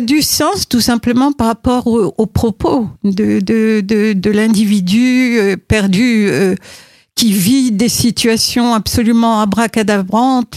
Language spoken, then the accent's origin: French; Morocco; moved away as an adult; je suis née au Maroc, que j'ai vécu euh, jusqu'à mes 18 ans